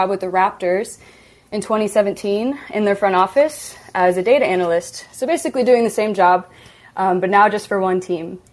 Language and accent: English; Iowa, United States; I grew up in Iowa